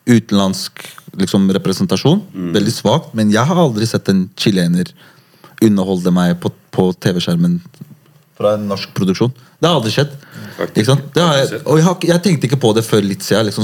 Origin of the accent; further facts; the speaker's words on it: Morocco; now in Norway; Jeg er marokkaner